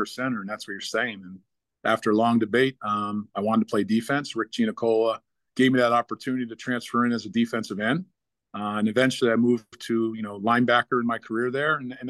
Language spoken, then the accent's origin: English; Clifton, New Jersey, United States; also born or lived in Millersville, Pennsylvania; I grew up in Clifton. I'm from Clifton, New Jersey.